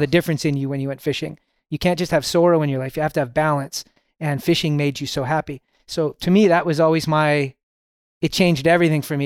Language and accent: English; Toronto, Ontario, Canada; I was born in Toronto, Canada.